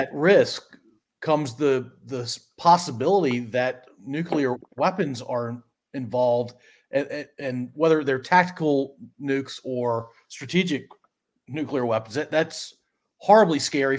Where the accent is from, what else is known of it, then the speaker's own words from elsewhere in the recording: United States; as an American.